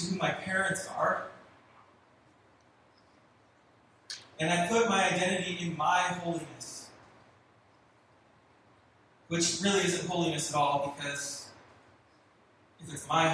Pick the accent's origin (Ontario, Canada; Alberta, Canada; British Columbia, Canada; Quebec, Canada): British Columbia, Canada; Richmond; moved away; also born or lived in California; I'm from Vancouver. I grew up in Richmond. I lived there my whole life